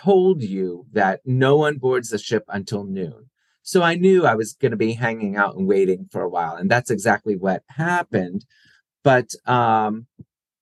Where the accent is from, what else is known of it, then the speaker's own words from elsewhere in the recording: New Jersey, United States; I grew up in South Jersey